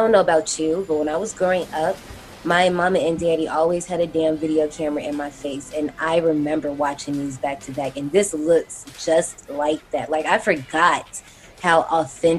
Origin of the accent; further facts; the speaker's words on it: Gary, Indiana, United States; I grew up in Gary, Indiana. We are hop skipping away from Chicago